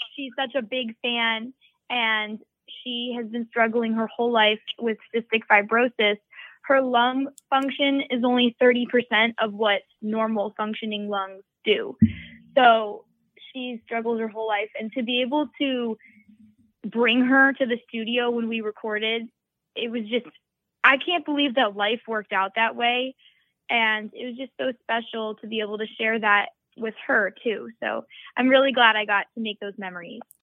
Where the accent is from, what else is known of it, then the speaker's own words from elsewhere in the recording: Massachusetts, United States; growing up in Massachusetts, I was bullied growing up